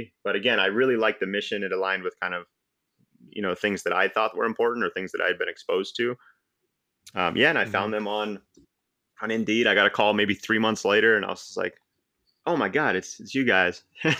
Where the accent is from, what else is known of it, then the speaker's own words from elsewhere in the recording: Cupertino, California, United States; So I was born and raised in the Silicon Valley, Cupertino, actually. You know, growing up, you tell people you're from Cupertino and they're like, well, where the hell is that?